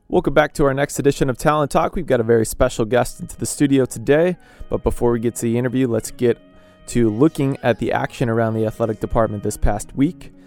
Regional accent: Chicago, Illinois, United States; moved away; I grew up in Chicago

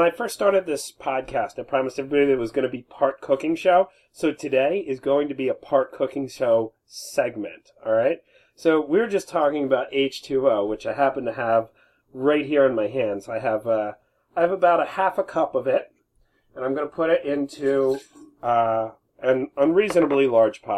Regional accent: United States; I'm American

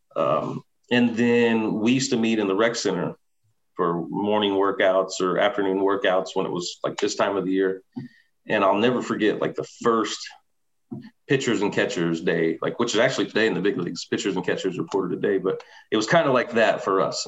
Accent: Southern Illinois, United States; I was from Southern Illinois

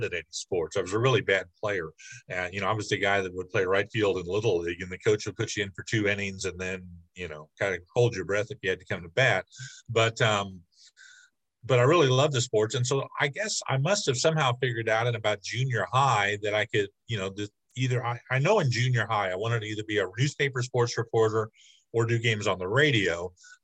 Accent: Bloomington, Illinois, United States; I grew up near Bloomington

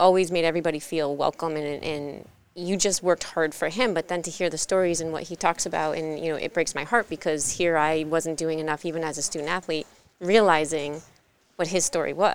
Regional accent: New Hampshire, United States; moved away; also born or lived in New Haven, Connecticut; I was born in New Haven, moved to New Hampshire, spent majority of my life there

